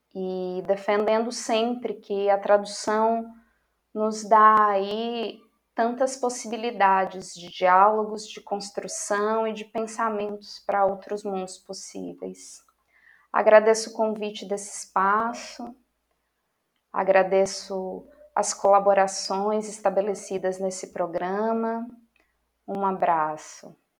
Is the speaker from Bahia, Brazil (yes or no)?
yes; Jacobina, Bahia, Brazil; Universidade do Estado da Bahia, UNEB, Campus 4, Jacobina, de onde venho